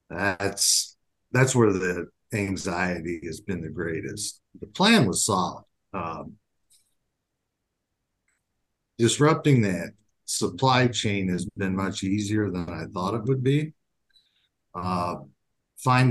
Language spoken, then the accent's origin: English; Indiana, United States; moved away as an adult; now in Minnesota, United States; I grew up in Indiana.